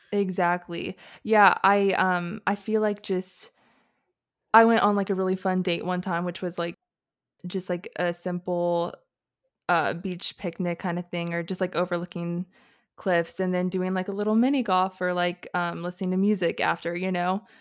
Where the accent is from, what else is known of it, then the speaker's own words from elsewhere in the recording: North Carolina, United States; now in Hawaii, United States; I'm from North Carolina